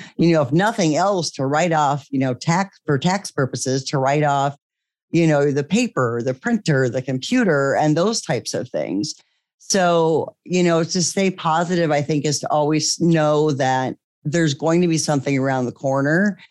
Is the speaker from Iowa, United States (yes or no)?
yes; Iowa, United States; moved away as an adult; also born or lived in California; we eventually moved back to the Midwest. I'm from Iowa originally